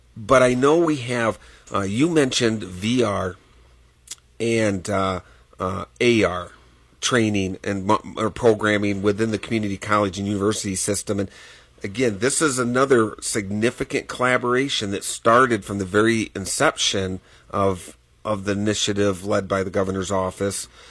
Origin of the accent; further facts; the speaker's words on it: Michigan, United States; now in Wyoming, United States; as a farm boy, uh, growing up in Michigan